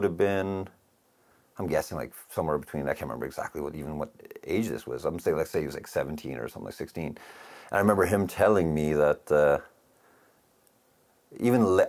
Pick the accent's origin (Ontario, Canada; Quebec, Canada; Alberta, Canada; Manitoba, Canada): Alberta, Canada; Calgary; It always felt like little big town growing up.